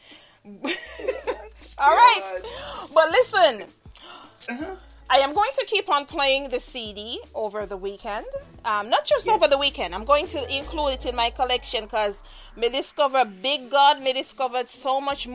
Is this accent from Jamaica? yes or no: yes; Jamaica; I'm Jamaican